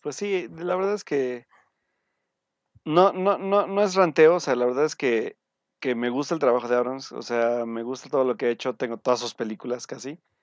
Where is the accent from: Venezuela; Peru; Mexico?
Mexico; como mexicanos